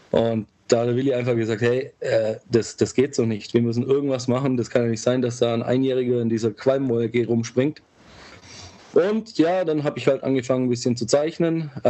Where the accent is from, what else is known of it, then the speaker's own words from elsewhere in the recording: Ulm, Baden-Württemberg, Germany; ich bin 37, ich komme aus Ulm, wie du schon gesagt hast, drei Kinder, verheiratet, kleines Häuschen. Wir leben acht Kilometer südlich von Ulm, ein bisschen auf dem Land